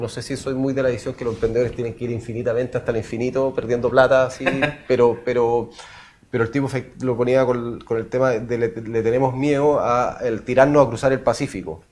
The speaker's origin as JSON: {"language": "Spanish", "country": "Chile", "said": "como chilenos"}